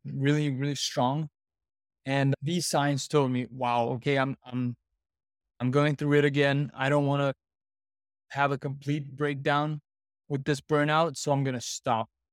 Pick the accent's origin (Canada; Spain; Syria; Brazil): Brazil; I'm from Brazil